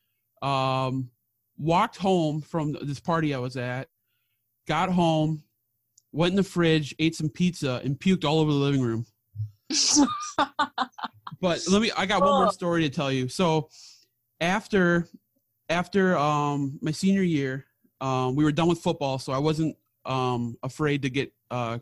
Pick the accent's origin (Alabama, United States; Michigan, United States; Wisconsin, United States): Wisconsin, United States; Milwaukee; I was raised in Milwaukee area